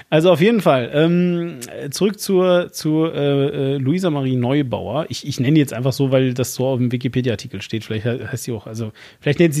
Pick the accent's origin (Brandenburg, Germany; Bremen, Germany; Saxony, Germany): Bremen, Germany; Ich, äh, ja, ich bin Bremer.